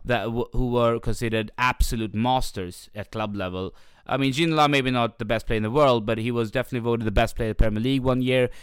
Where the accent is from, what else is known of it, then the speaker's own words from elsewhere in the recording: Sweden; when I went to Pakistani parties in Sweden when I was younger